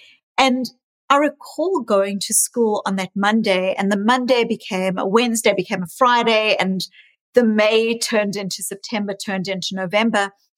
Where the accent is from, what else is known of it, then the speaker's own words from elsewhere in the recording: South Africa; also born or lived in New Zealand / Australia; now in Boston, United States; I was raised in South Africa, born in South Africa, but I also lived in New Zealand and in Australia for many years.